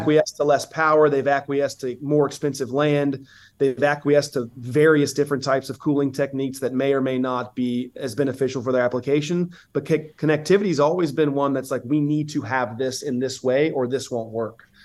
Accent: Southeast, United States; I'm from the Southeast

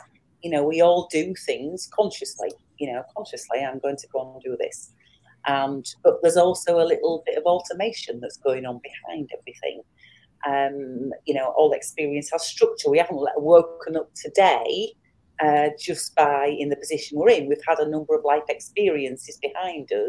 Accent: England, United Kingdom; I'm from England

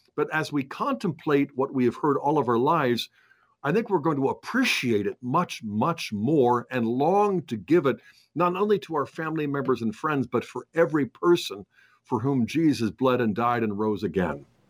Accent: United States; we as Catholic Americans

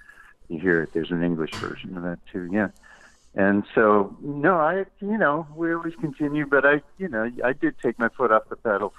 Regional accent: New York City, New York, United States; moved away as an adult; now in Tennessee, United States; I inherited the house I grew up in Queens, and we moved back to Queens

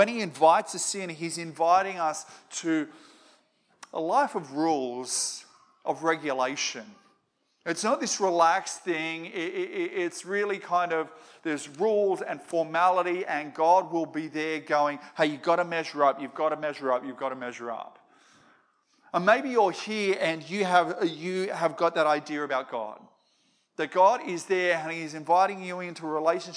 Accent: Moree, New South Wales, Australia; I grew up in Moree.

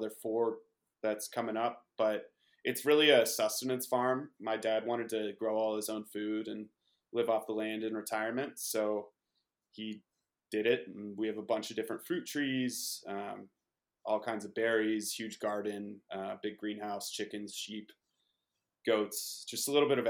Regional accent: Paonia, Colorado, United States; I grew up in Peonia, Western Colorado, on the vineyard that I live on now

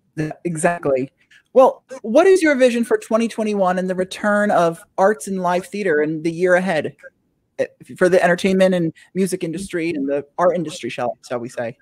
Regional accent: New Jersey, United States; I'm from New Jersey.

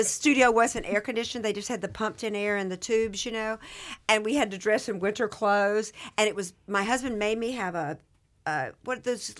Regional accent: the South, United States; I'm from the South, and you know how we are with our brothers.

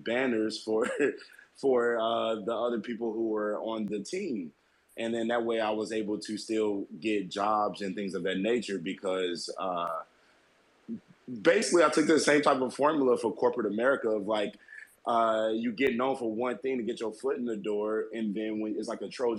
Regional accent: Ferguson, Missouri, United States; I grew up in Ferguson, St. Louis, Missouri, and I moved to the Boondocks, which is like a predominantly white neighborhood

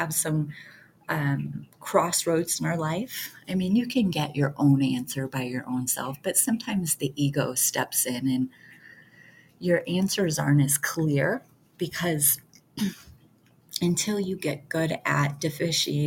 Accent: Detroit, Michigan, United States; I grew up in Detroit, area

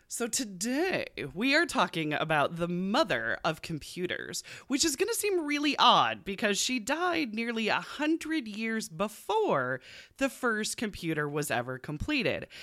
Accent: United States; we're American and not British

